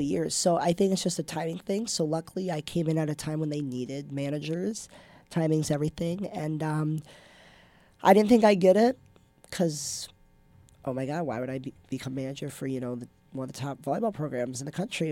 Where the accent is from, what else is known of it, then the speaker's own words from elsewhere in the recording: Minnesota, United States; moved away; I grew up in Minnesota. So I went to the Pav a lot growing up, watching volleyball